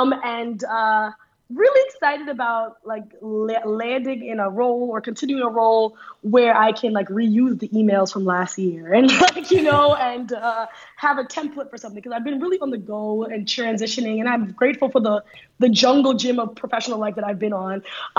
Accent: New York, United States; moved away as an adult; also born or lived in Trinidad / Abu Dhabi, United Arab Emirates; coming from a place like New York where I grew up on the New York

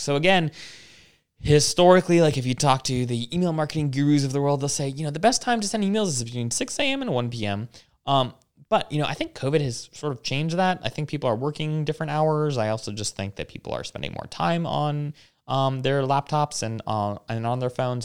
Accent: Hawaii, United States; moved away; I grew up in Hawaii

